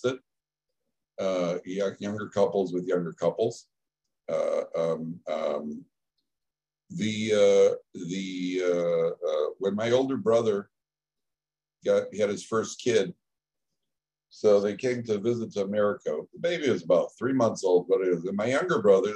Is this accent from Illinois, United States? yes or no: yes; Chicago, Illinois, United States; I'm from Chicago